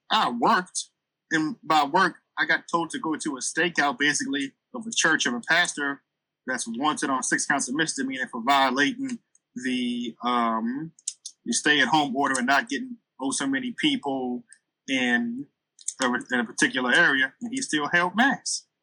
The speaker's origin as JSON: {"language": "English", "town": "Baton Rouge", "region": "Louisiana", "country": "United States", "said": "straight out of Baton Rouge, Louisiana."}